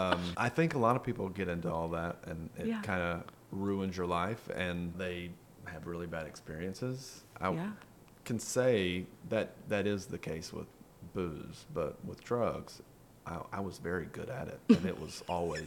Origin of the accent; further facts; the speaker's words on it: Pascagoula, Mississippi, United States; moved away as an adult; now in Atlanta, United States; I moved to Atlanta from Pascagoula because my little shitty punk rock band got signed, and there was surprisingly not a huge punk rock scene in Pascagoula, Mississippi.